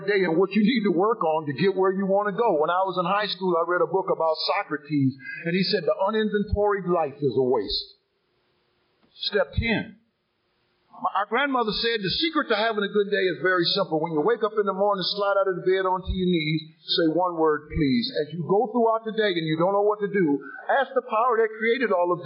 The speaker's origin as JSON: {"language": "English", "town": "Sandusky", "region": "Ohio", "country": "United States", "tie": "born or raised there", "said": "I was born in the city of Sandusky, Ohio, the second of three boys. I was raised in a Christian home"}